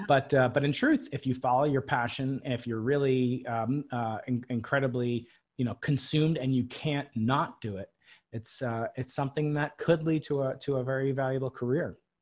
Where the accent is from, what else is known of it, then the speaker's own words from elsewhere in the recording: Long Island, New York, United States; I grew up outside New York City, uh, on Long Island, it's called.